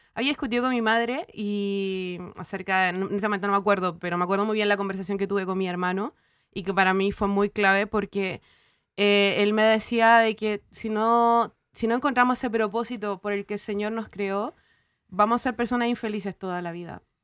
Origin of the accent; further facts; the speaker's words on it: Chile; como diríamos los chilenos